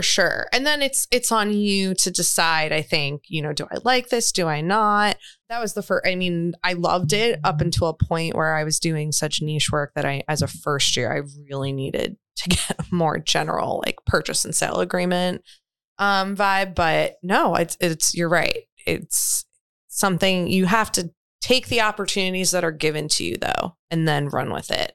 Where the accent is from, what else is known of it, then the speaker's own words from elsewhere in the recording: New York, United States; moved away; also born or lived in Florida; I'm from New York originally